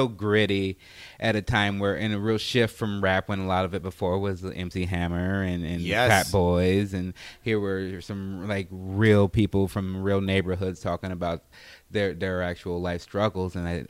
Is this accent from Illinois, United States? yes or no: yes; Chicago, Illinois, United States; We grew up in Chicago, Illinois